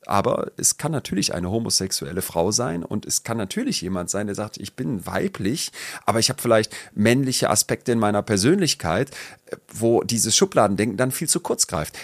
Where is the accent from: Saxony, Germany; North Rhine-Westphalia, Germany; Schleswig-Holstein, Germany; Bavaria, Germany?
North Rhine-Westphalia, Germany; Solingen; Rabatz, hieß der Kinderladen bei uns in Solingen